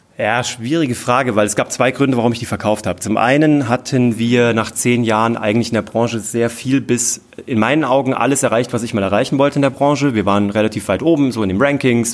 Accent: Kassel, Hesse, Germany; von der Stadt Kassel, wo ich herkomme

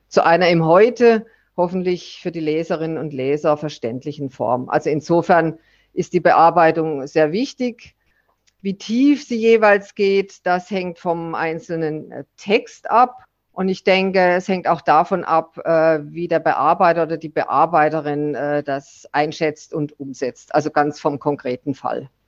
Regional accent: Southern Germany, Germany; Ich dagegen bin eben Süddeutsche und äh, mehr dem Süden verbunden, hier in Bayern und weiter nach Italien und vor allen Dingen nach Griechenland.

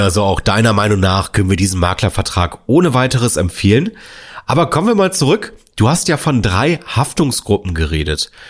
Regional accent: Northern Germany, Germany

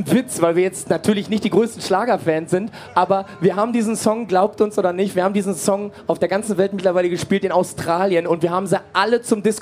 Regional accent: Castrop-Rauxel, North Rhine-Westphalia, Germany; wir kommen aus Castro Brauxel, das ist nicht groß genug, da haben wir eine, eine, so eine Europahalle

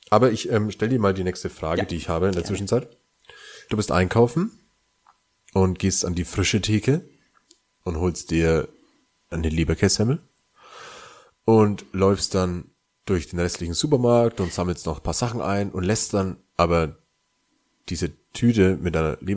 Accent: Bavaria, Germany; born or raised there

